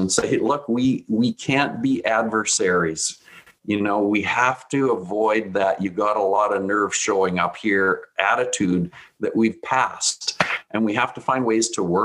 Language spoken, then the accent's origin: English; south of Regina, Saskatchewan, Canada; I grew up in Saskatchewan, we had land on our farm